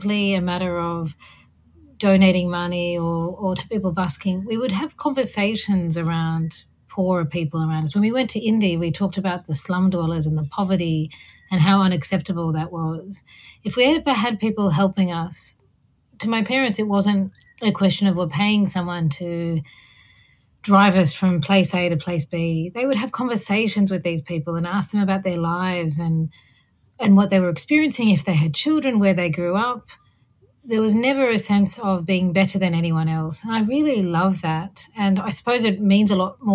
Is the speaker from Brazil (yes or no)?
no; Sydney, New South Wales, Australia; I was born and raised in Sydney to migrant parents.